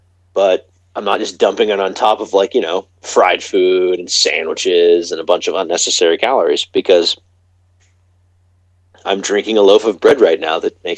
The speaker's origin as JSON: {"language": "English", "country": "United States", "said": "I'm an American."}